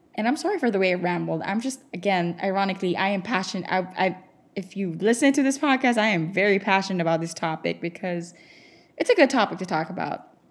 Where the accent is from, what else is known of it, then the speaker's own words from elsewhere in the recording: Philippines; moved away as an adult; I'm from the Philippines